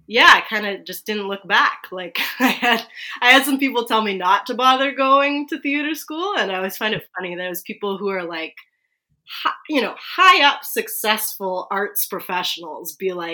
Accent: Vancouver, British Columbia, Canada; I grew up in East Vancouver, so unceded Musqueam, Squamish, and Tsleil-Waututh territories.

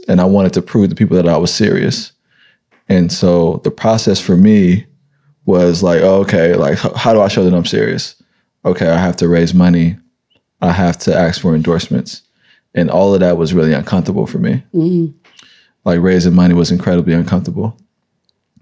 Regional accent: San Francisco, California, United States; I'm from this city. Like right. I grew up on welfare

